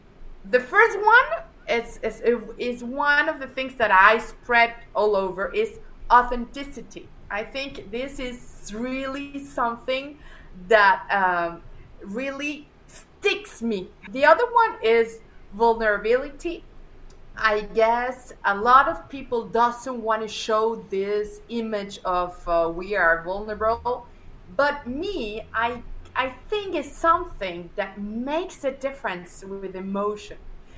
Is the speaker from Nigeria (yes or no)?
no; Mexico; moved away as an adult; now in Spain; I live in Spain. I was born in Spain, and then I moved to Mexico. I moved to Mexico when I was very, very young. And then after a couple of years, well, more than a couple, after almost 15 years in Mexico, I moved to USA